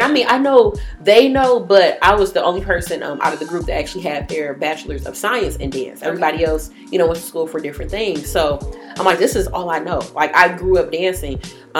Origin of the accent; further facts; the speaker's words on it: Jamaica; And, I'm a Jamaican. I do, like, everything.